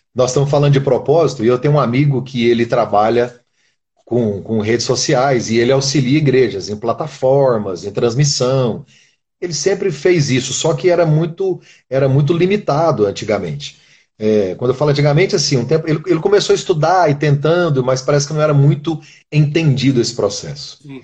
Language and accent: Portuguese; Brazil; moved away; Eu sou brasileiro, vivo aqui.